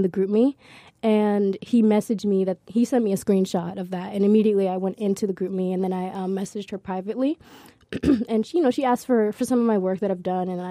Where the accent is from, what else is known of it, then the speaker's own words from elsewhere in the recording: Central New Jersey, United States; New Jersey, Central New Jersey, it does exist.